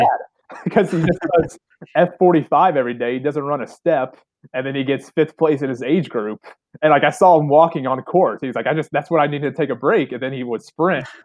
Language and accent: English; Southern Illinois, United States; my hometown's about 45 minutes north of Kentucky